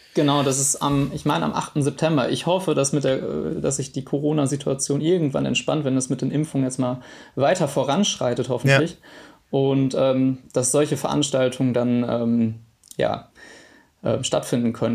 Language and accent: German; Witten, North Rhine-Westphalia, Germany; also born or lived in Dortmund; ich komme ähm, ganz ursprünglich aus Dortmund, dann war ich, habe ich in meiner Jugend in Witten gewohnt